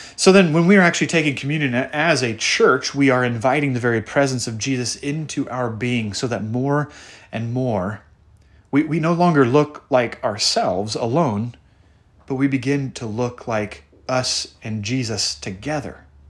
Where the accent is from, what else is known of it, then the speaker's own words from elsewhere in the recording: the Northwest, Pacific Northwest, United States; I grew up in the Northwest